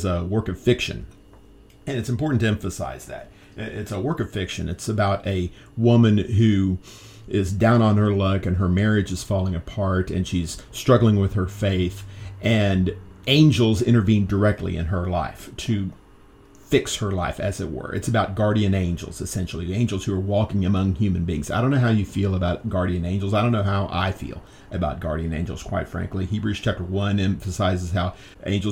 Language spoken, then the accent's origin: English; United States; maybe being American